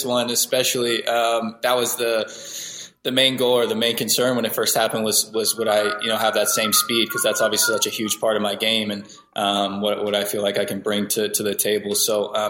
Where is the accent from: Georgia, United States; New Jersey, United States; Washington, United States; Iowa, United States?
Washington, United States; Seattle; winning an MLS Cup for my hometown team was something that I dreamed of, you know, growing up as a little kid